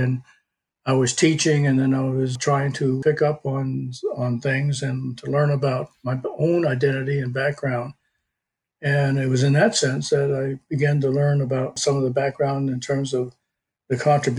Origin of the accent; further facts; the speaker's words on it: Jackson, Michigan, United States; That's the reason I was born in Jackson, which is where most people, when they ask me where I come from, I say Jackson, Michigan.